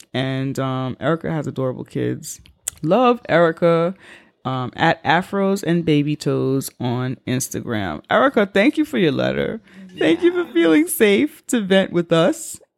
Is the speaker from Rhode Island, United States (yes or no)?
no; New York, United States; as a New Yorker, what I have also learned, I learned it before this letter, but what I also have learned about these communities